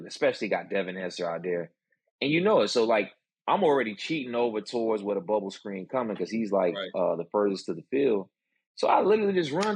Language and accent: English; Florida, United States; I'm from Florida